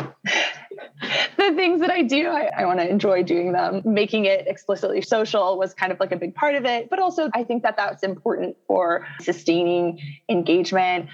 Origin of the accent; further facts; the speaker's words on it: Texas, United States; now in Illinois, United States; I come from Texas